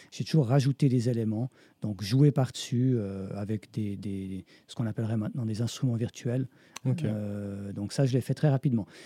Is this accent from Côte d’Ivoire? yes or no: no; Switzerland